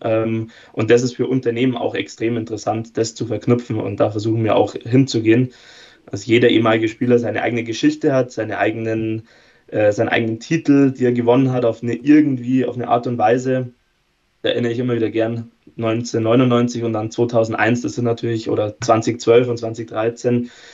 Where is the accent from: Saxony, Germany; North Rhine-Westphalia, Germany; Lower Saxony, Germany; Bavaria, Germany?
Bavaria, Germany; Erding; also born or lived in Bayreuth; ich komme auch aus der Gegend, also bin nicht Münchner, aber ungefähr die Erdinger Richtung